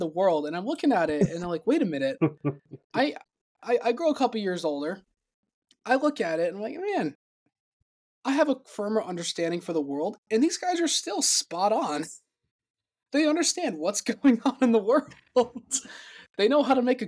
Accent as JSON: {"language": "English", "town": "San Antonio", "region": "Texas", "country": "United States", "tie": "born or raised there", "also_born_or_lived": "Indiana / Minnesota", "moved": "yes", "lives_now": "Evansville, United States", "said": "Growing up in Texas"}